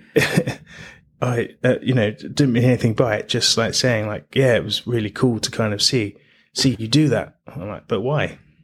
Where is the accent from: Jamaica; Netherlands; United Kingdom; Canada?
United Kingdom; London; I was I was born in London